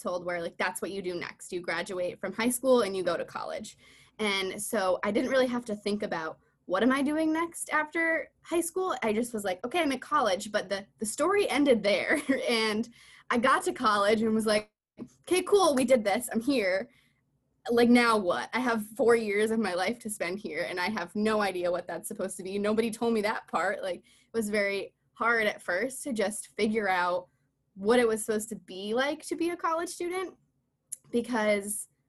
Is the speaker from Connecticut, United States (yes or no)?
yes; Farmington, Connecticut, United States; Yes, I'm from Farmington, Connecticut. I grew up there.